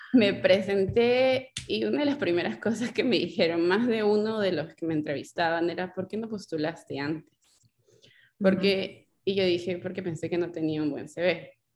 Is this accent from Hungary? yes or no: no; Lima, Peru; moved away as an adult; now in United States; yo vengo pues de San Martín de Porres, eh, un barrio donde a veces pues no sé, a algunas personas les parecerá movido, para mí San Martín de Porres es mi casa